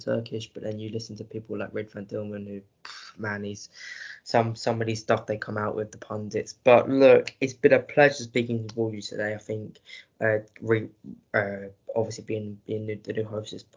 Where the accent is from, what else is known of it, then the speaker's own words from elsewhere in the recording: England, United Kingdom; an English lad doing a Fenerbahce podcast